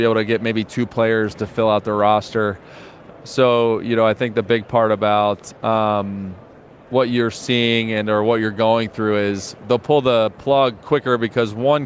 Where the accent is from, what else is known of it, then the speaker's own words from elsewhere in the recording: East Coast, United States; moved away; I grew up on the East Coast